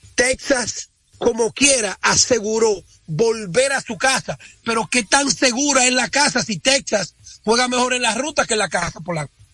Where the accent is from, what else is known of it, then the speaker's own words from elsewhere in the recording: Dominican Republic; yo estoy muy orgulloso como dominicano